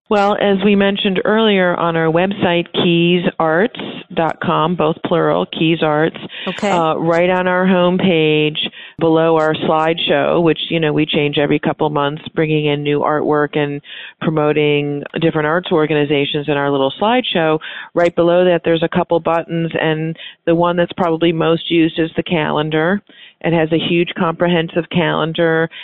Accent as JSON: {"language": "English", "town": "North Chicago", "region": "Illinois", "country": "United States", "moved": "as an adult", "lives_now": "Key West, United States", "said": "I'm originally from North Chicago"}